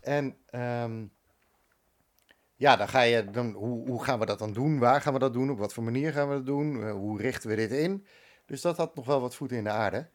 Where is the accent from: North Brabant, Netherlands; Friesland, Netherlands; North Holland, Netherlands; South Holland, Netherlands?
North Holland, Netherlands; Bakkum; moved away as an adult; also born or lived in Amsterdam; now in Castricum, Netherlands; ik ben opgegroeid in Bakken